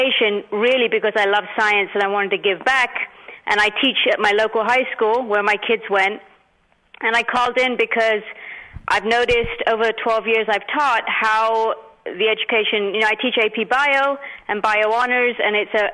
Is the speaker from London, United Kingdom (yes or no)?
yes; London, United Kingdom; also born or lived in India; now in Mountain View, United States; I was born in India. I grew up in London, and now I live in California for about, last 26 years I've been here.